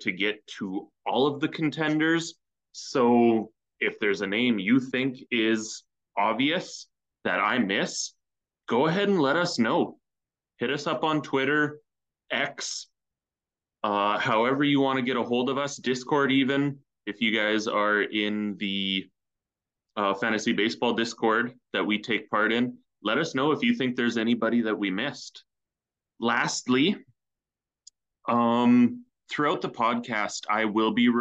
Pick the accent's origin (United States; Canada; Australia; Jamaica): Canada; As a Canadian